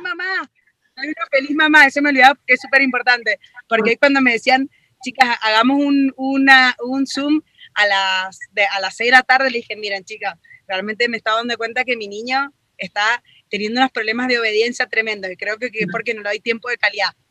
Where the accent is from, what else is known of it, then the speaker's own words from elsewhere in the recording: Argentina; moved away as an adult; now in Mexico; soy argentina y hace cinco años que voy y vengo entre México y Argentina